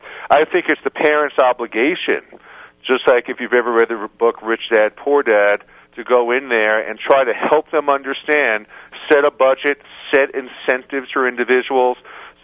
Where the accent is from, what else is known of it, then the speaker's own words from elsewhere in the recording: New York, United States; moved away as an adult; also born or lived in Scottsdale, Arizona; now in Denver, United States; I'm originally from New York